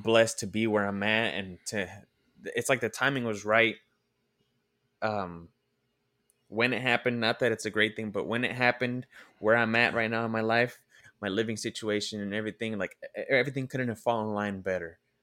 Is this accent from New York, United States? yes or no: no; Oakland, California, United States; I'm originally from Oakland